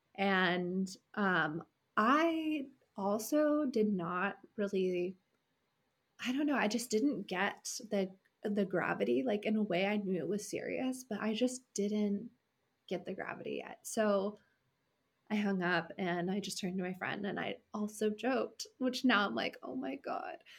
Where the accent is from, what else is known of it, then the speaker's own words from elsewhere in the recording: California, United States; moved away as an adult; also born or lived in Washington State; I'm from California originally